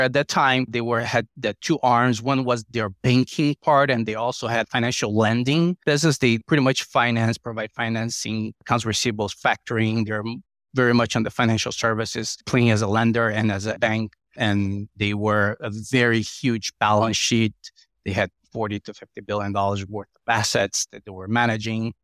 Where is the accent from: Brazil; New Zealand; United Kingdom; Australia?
Brazil; moved away as an adult; now in United States; Brazil, where it was my home country